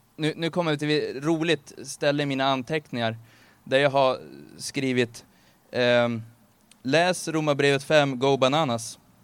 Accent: Örnsköldsvik, Västernorrland County, Sweden; now in Gävle, Sweden; jag kommer från Örnsköldsvik ursprungligen

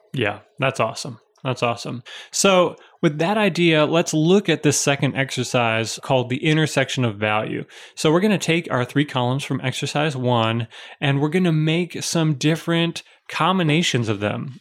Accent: Chicago, Illinois, United States; moved away; also born or lived in Pittsburgh; I was born in Chicago, lived in Pittsburgh for a while, so I'm a city boy.

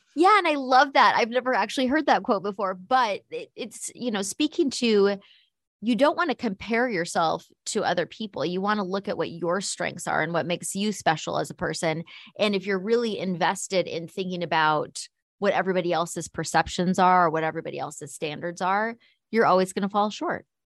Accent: United States; as an American

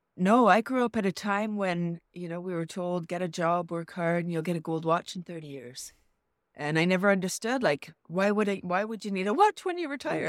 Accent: Toronto, Ontario, Canada; Born in Toronto and Yeah, so I'm from the large city

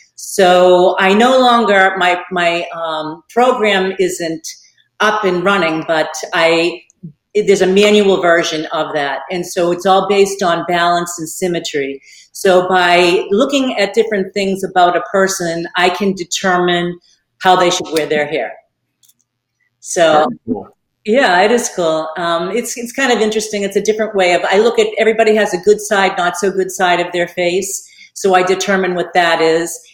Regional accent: Boston, Massachusetts, United States; moved away as an adult; now in Naples, United States; I'm from Boston, Massachusetts

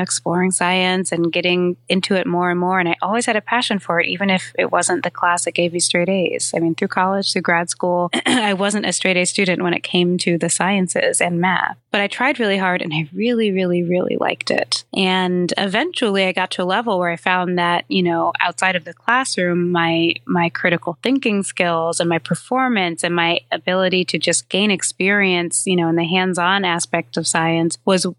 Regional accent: New York, United States; So I'm a New Yorker and I have a pretty short commute actually from home uptown in Harlem to the Upper West Side

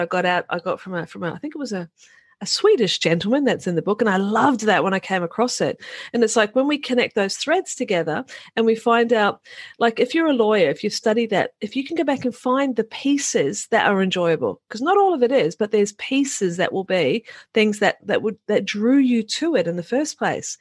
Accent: New Zealand; moved away; I'm a Kiwi farm girl, Kiwi being New Zealand. I'm a Kiwi farm girl by origin

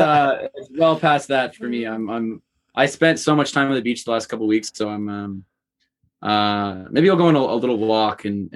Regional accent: Missouri, United States; I grew up in Missouri for the 4 years of my life.

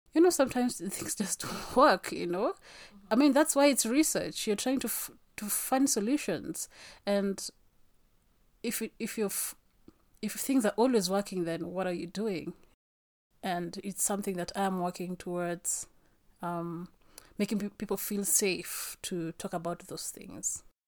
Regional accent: Kenya; I am Kenyan

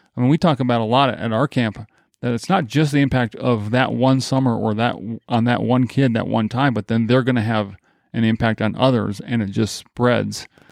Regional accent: Grand Rapids, Michigan, United States; moved away; also born or lived in Nebraska; I grew up in Grand Rapids, Michigan

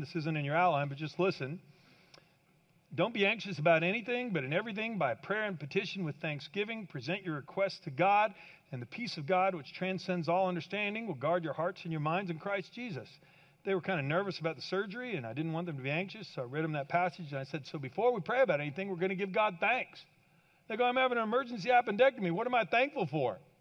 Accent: Kansas, United States; I grew up in Kansas

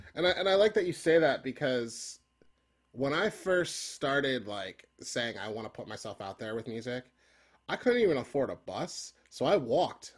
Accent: Philadelphia, Pennsylvania, United States; growing up in Philly

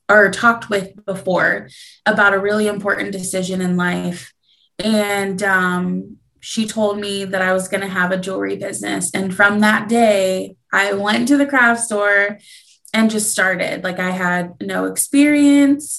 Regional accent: Columbus, Ohio, United States; I am actually from Columbus, Ohio, and I'm a jewelry designer

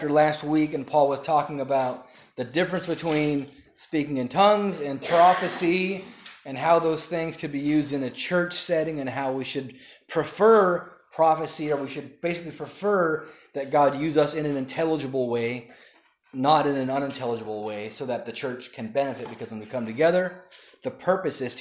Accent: Southern California, United States; When I was younger, growing up in Southern California

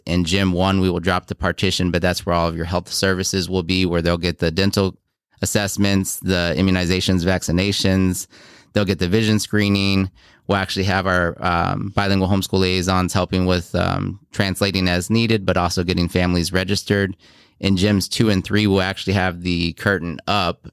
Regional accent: Houston, Texas, United States; moved away as an adult; also born or lived in South Korea / Iowa; now in Beloit, United States; Grew up mostly in Houston

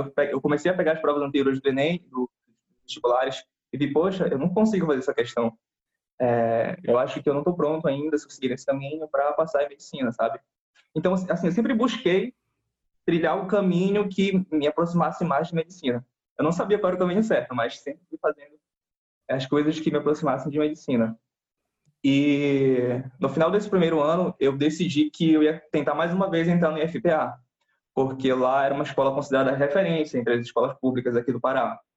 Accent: Belém, Pará, Brazil; eu sou de Belém do Pará, aqui no norte do país, do Brasil

